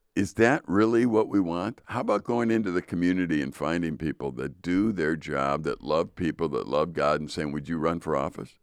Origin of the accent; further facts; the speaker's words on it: United States; we as American people